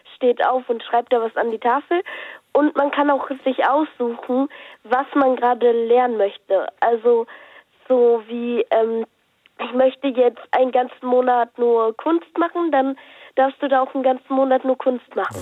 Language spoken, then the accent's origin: German; Lippstadt, North Rhine-Westphalia, Germany; Ich, ich komme aus ähm, Lippstadt